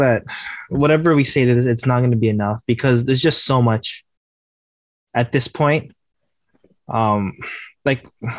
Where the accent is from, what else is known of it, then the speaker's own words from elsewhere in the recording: Canada; be part of that fabric of saying we're Canadian